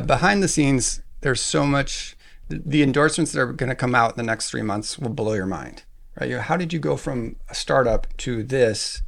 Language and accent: English; Alaska, United States; I grew up in Alaska